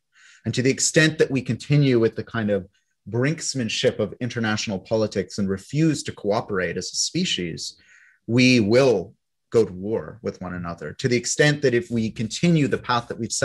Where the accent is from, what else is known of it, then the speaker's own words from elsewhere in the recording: Canada; Those of us who are born as Canadian citizens